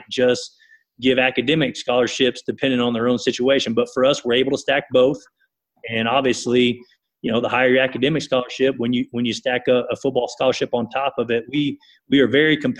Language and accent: English; East Texas, United States; now in Kansas, United States; I grew up in East Texas and wound up in Kansas